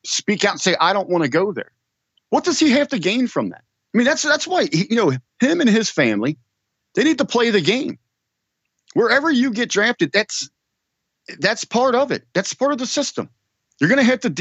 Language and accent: English; Cincinnati, Ohio, United States; I grew up here in Ohio